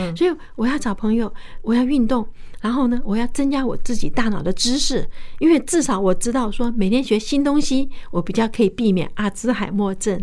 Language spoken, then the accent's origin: Chinese; Fujian, China; 我是福建人